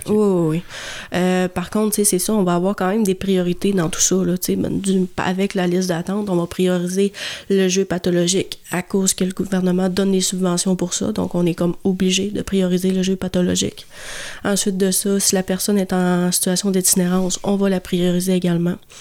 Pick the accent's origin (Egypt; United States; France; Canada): Canada; Jonquière, Quebec; je viens de Jonquière.